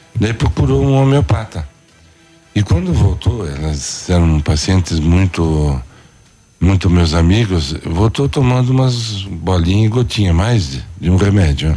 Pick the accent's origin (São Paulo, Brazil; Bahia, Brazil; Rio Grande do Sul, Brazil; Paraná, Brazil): Paraná, Brazil; Curitiba; moved away as an adult; Eu nasci em Curitiba, fiz a eh, faculdade em Curitiba, na Federal do Paraná